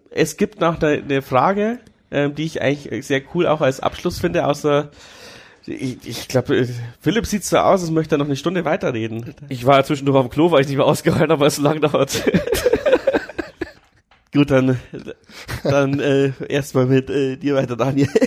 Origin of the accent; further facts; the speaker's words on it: Amberg, Bavaria, Germany; Ich komme ja aus Amberg, das ist ja schon fast Franken